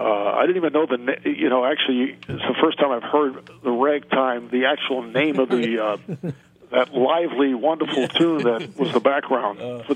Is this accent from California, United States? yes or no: no; New York, United States; when I was growing up in New York.